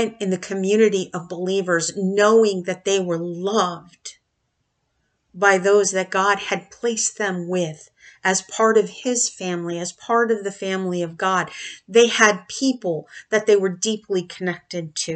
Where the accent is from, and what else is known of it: United States